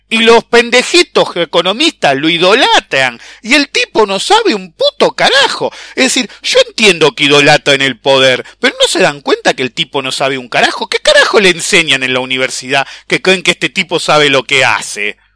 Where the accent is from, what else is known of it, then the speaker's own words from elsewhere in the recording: Argentina; e importamos comida, flaco. Somos Argentina. Le dimos de comer durante en la Segunda Guerra Mundial